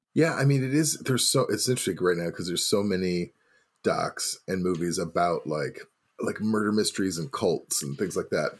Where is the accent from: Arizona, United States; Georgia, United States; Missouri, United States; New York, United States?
Missouri, United States; now in Milwaukee, United States; I'm from Missouri.